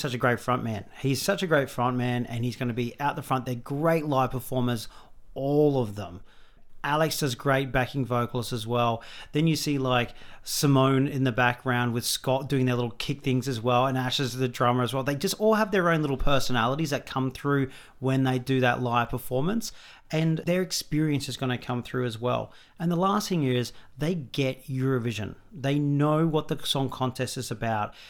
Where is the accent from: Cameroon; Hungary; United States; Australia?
Australia; as an Australian